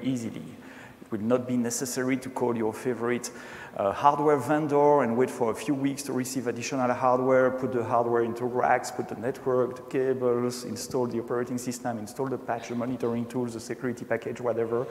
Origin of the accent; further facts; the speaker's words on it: Brussels, Brussels-Capital Region, Belgium; accent: French; first language French; English is a second language; born and raised in Brussels, speaking French usually. Maybe you heard that already, a slight touch of French accent I have.